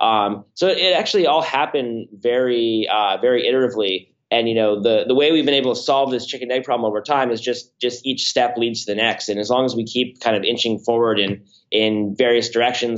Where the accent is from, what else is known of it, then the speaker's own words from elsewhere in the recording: Palo Alto, California, United States; now in San Francisco, United States; I'm from Palo Alto, but live in San Francisco